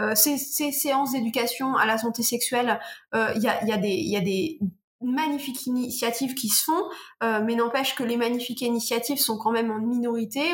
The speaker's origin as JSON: {"language": "French", "region": "Normandy", "country": "France", "said": "Je suis normande, donc j'ai rencontré plein de professionnels de ma région"}